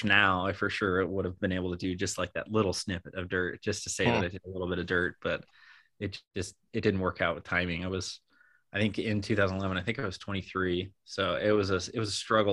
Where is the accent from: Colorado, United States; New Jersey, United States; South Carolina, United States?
Colorado, United States; Colorado Springs; I grew up in Colorado Springs